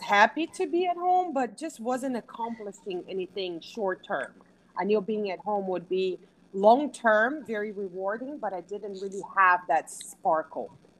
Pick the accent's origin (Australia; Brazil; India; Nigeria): Brazil; moved away as an adult; now in Houston, United States; I was born and raised in Brazil. I moved to the U.S. about 21 years ago.